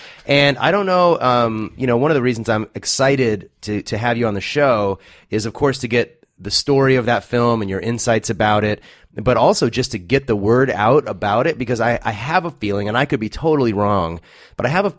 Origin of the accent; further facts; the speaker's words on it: California, United States; I grew up in the Inland Empire and frequently went to Newport Beach. That was sort of our beach.